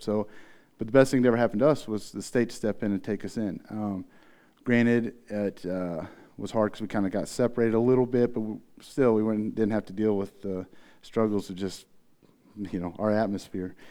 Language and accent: English; Tecumseh, Missouri, United States; also born or lived in Farmington; I was born in the Trouse, is what we called it. It was half home, half trailer together in Tecumseh, Missouri